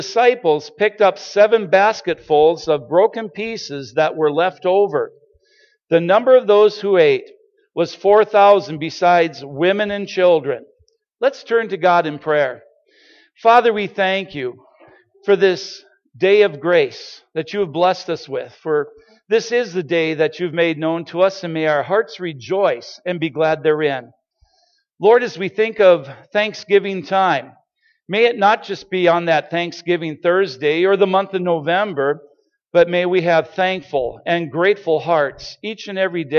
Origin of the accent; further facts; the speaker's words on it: Starbuck, Minnesota, United States; we are originally from Starbuck, Minnesota